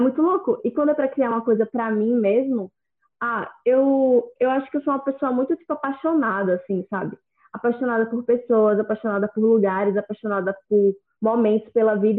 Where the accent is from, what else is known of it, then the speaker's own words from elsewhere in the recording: Maceió, Alagoas, Brazil; sou de Maceió, Alagoas